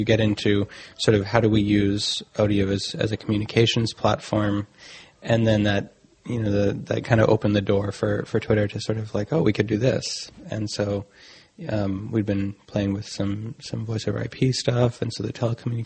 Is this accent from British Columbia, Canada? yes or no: yes; Vancouver, British Columbia, Canada; moved away; originally I'm from Vancouver in Canada